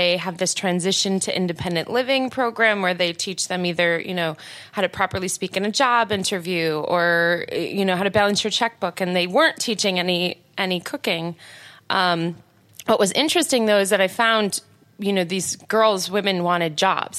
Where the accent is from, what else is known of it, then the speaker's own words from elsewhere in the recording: Detroit, Michigan, United States; moved away; also born or lived in New York / Chicago / Florida; I'm from Detroit originally, I moved around the country, New York, Chicago, and also in Florida. And then when I came back here